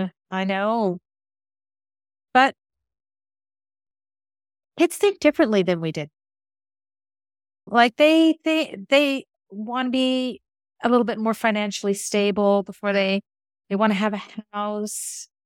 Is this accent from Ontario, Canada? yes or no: yes; Ottawa, Ontario, Canada; the lives that you and I grew up in City View and Ottawa.